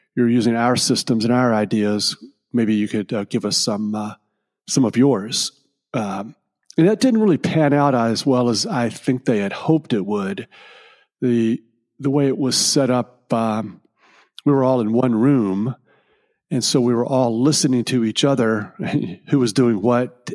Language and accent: English; Richmond, Virginia, United States; my hometown of Richmond, Virginia